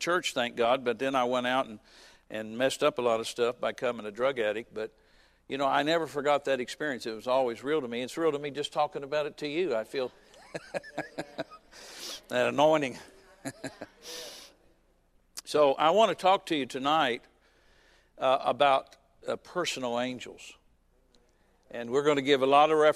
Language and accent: English; Fairborn, Ohio, United States; also born or lived in Springfield, Ohio; We moved to Springfield, Ohio, which is a few miles from where I grew up in Fairborn